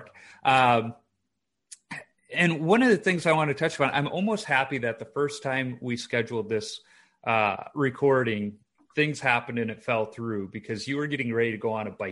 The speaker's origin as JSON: {"language": "English", "town": "Chicago", "region": "Illinois", "country": "United States", "tie": "born or raised there", "said": "Growing up in Chicago, I went to quite a few Chicago Wolves games."}